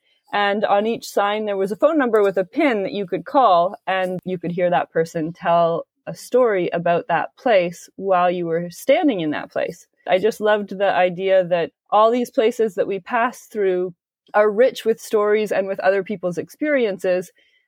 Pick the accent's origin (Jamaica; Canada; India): Canada; Kingsville, Ontario; also born or lived in Waterloo, Canada; now in Toronto, Canada; It was a small town. I mean, you hear lots of stories about like New York or London, but growing up in Kingsville, Ontario, less so.